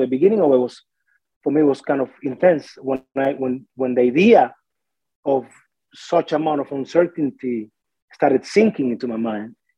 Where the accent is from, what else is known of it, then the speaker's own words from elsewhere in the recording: Artemisa, Cuba; moved away as an adult; now in Smithers, Canada; when I was growing up and stuff in Cuba